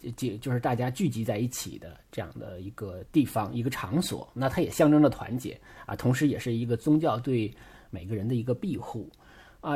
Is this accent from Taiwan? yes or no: no; Northeast China, China; 我是东北人，我都能在冰上骑自行车